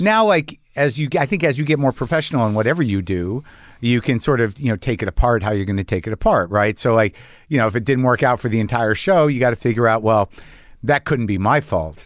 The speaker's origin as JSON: {"language": "English", "country": "United States", "said": "I'm an American"}